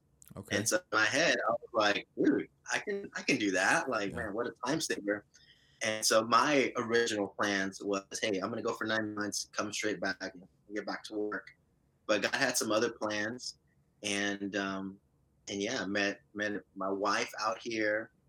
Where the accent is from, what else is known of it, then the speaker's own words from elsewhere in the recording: Brownsville, Texas, United States; So I am originally from South Texas. I was born in Brownsville and had the privilege of being raised in a Christian home.